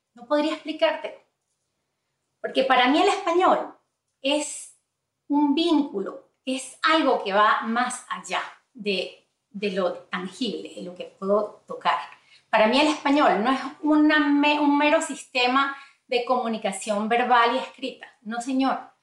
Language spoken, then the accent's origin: Spanish; Venezuela; first language Spanish; now in United States; de ahí venimos nosotros de Venezuela